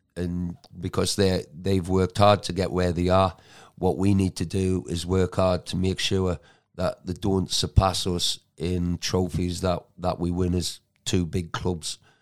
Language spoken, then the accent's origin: English; Geordie, North East England, United Kingdom; moved away; also born or lived in Manchester; I'm a Geordie